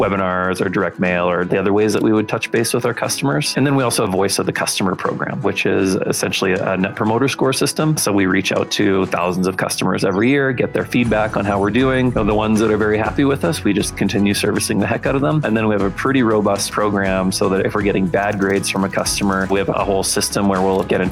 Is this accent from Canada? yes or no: yes; Winnipeg, Manitoba, Canada; moved away as an adult; now in Calgary, Canada; I grew up in Winnipeg. So I was a prairie guy pretty much my whole life. And today I live in Calgary